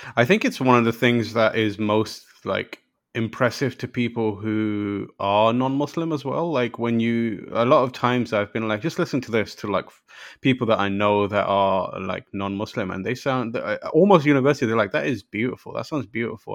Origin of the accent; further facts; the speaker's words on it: London, United Kingdom; also born or lived in Pakistan; So I was born in Pakistan, and, and then I moved to London when I was very young